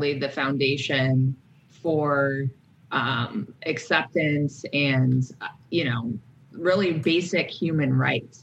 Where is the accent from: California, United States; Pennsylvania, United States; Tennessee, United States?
California, United States; San Francisco Bay Area; also born or lived in Alaska; now in New York, United States; I was born in Alaska in, you know, in a like woodsy upbringing. And then I was moved to the San Francisco Bay Area